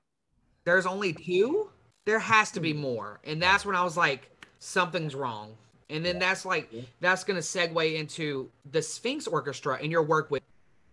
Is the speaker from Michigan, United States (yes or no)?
no; Middle Georgia, United States; moved away as an adult; also born or lived in Kennesaw, Georgia; So I came from Middle Georgia, which was not extremely diverse compared to Atlanta and Kennesaw area.